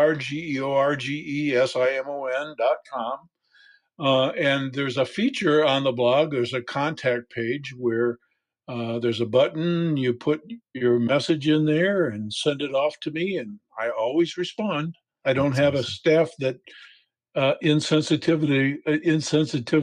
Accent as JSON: {"language": "English", "region": "Michigan", "country": "United States", "tie": "born or raised there", "also_born_or_lived": "Arizona / West Texas", "moved": "yes", "lives_now": "Little Rock, United States", "said": "I was born and raised in Michigan, moved to Arizona, went to graduate school in West Texas"}